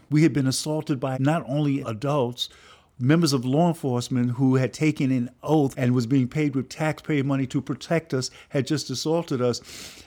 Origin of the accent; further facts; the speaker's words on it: New York City, New York, United States; this good working class kid growing up in the Bronx in a poor but working class community